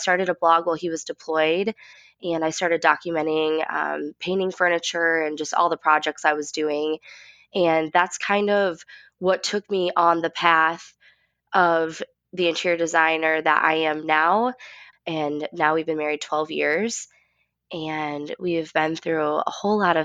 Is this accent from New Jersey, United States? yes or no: no; West Michigan, United States; we grew up, like I said, in West Michigan